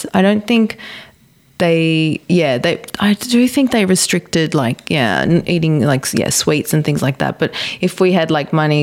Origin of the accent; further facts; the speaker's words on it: Australia; growing up in an Italian household, both my parents are Italian, growing up in Australia